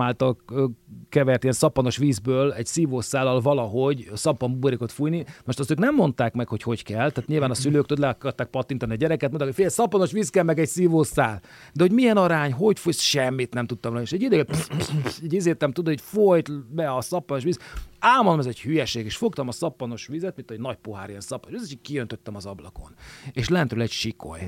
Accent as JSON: {"language": "Hungarian", "region": "Budapest", "country": "Hungary", "tie": "born or raised there", "said": "én belvárosi gyerek voltam, tehát a parlament tövében nőttem föl."}